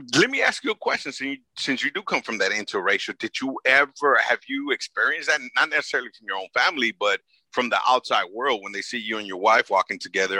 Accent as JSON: {"language": "English", "town": "Los Angeles", "region": "California", "country": "United States", "tie": "born or raised there", "said": "I grew up in South Central"}